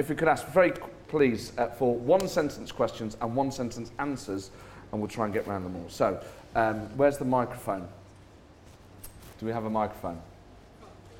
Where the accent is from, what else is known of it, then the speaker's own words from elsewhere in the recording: England, United Kingdom; being English and progressive